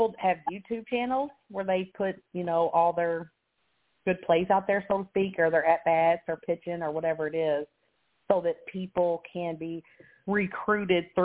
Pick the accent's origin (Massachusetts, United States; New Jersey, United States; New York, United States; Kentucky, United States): Kentucky, United States; moved away as an adult; we're from Kentucky